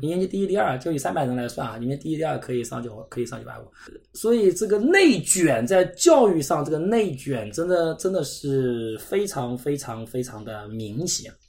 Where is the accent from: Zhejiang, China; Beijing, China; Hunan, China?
Zhejiang, China; 像我们浙江这边